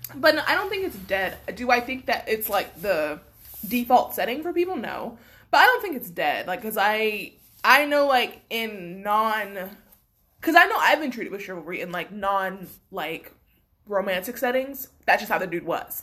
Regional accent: Florida, United States; I'm from Bumfuck, Florida

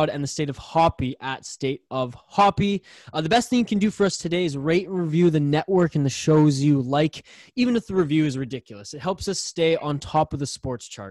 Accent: Vancouver Island, British Columbia, Canada; I'm from Vancouver Island, from the West Coast

